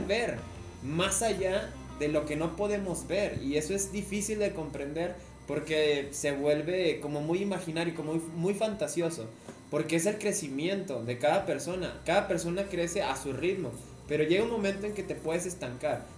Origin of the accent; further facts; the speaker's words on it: Tamaulipas, Mexico; moved away; yo no soy de La Laguna, yo soy de Tamaulipas